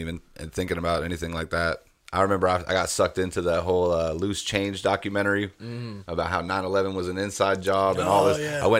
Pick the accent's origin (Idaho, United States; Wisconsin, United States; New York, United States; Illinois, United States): New York, United States; Fort Drum; also born or lived in Germany; So I was born in New York, upstate New York, on a military base, Army base, Fort Drum. My parents, actually, I was born in Germany. We moved to Fort Drum when I was young.